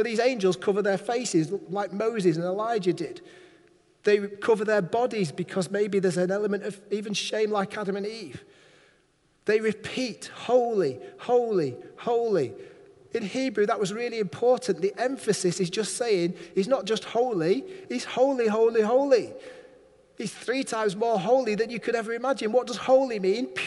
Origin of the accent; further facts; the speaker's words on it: Manchester, North West England, United Kingdom; now in Barrow-in-Furness, United Kingdom; I'm from Manchester